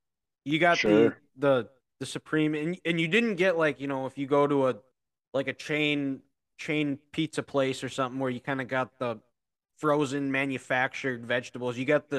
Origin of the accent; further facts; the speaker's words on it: Dickinson, North Dakota, United States; I'm from Dickinson. I graduated from Trinity.